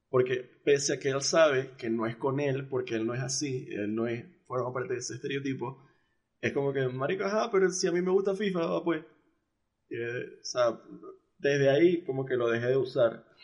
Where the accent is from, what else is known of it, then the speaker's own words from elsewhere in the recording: Mexico; born there; Creo que nací en México.